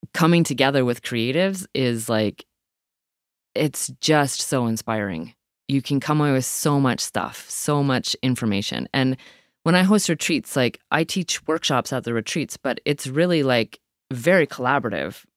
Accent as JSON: {"language": "English", "town": "Owen Sound", "region": "Ontario", "country": "Canada", "tie": "born or raised there", "also_born_or_lived": "Hepworth, Ontario", "moved": "yes", "lives_now": "Nova Scotia, Canada", "said": "I grew up in Owentown, Ontario, but I grew up on the outskirts of Owentown"}